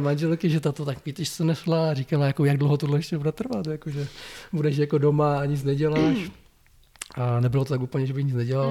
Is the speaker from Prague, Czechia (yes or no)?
no; Blansko, South Moravian Region, Czechia; also born or lived in Brno; protože Brno bylo blízko pro mě z Blanska, protože původně jsem z Blanska